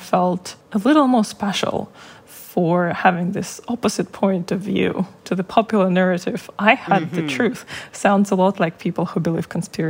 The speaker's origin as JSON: {"language": "English", "country": "Russia", "second_language": "English", "said": "I came to the US for the first time for half a year as an exchange student. So I was removed from Russian propaganda and I got to see the snippets of the Western coverage of what's happening."}